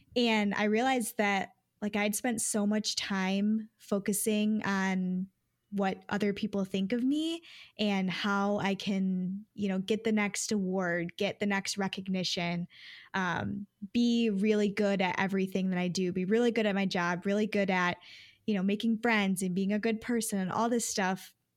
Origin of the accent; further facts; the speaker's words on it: Detroit, Michigan, United States; also born or lived in Grand Rapids, Michigan; back to the Detroit area, living with my parents again